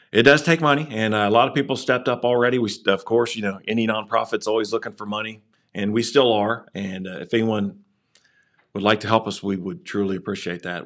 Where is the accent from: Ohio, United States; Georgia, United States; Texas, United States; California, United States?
Ohio, United States; Waverly; I grew up in Waverly